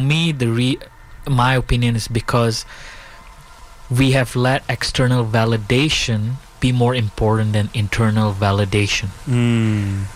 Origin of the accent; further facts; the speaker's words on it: Bali, Indonesia; also born or lived in India; So, I was born in Indonesia. My parents are from India. I was born, I live in Bali